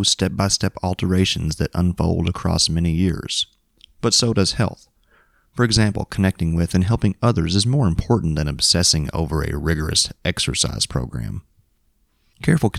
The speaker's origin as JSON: {"language": "English", "town": "Springfield", "region": "Kentucky", "country": "United States", "tie": "born or raised there", "said": "growing up in Springfield, Kentucky"}